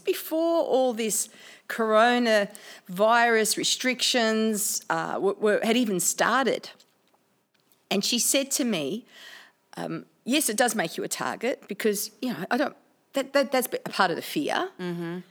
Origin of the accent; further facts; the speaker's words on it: Australia; I'm an Aussie chick, an Aussie Italian chick